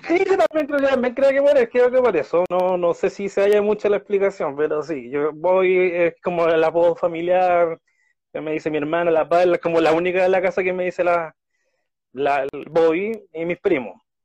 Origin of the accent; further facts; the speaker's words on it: Santiago, Santiago Metropolitan Region, Chile; also born or lived in southern Chile; Micalvi, bueno, es donde, donde vivo desde, desde los años 90